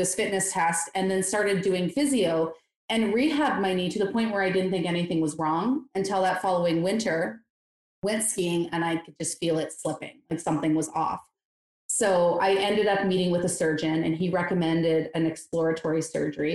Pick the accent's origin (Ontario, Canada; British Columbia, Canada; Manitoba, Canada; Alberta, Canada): Ontario, Canada; Eastern Canada; moved away as an adult; I grew up in Eastern Canada